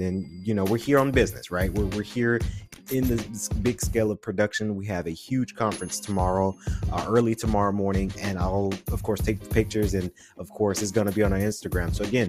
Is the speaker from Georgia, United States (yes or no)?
yes; Macon, Georgia, United States; I like to say I'm from Atlanta because Atlanta changed my life, right? But Macon, Georgia, Jones County area is where we grew up. Milledgeville area, and it was the country area as well.